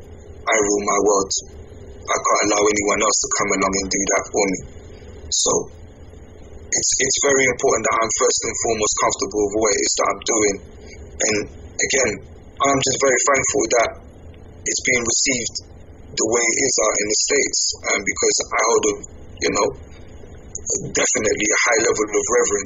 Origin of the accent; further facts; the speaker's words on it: England, United Kingdom; I'm from England